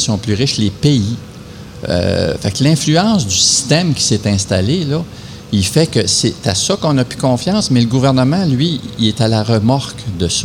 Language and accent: French; Val-d'Or, Quebec, Canada; also born or lived in Rouyn-Noranda; J'étais de Val d'Or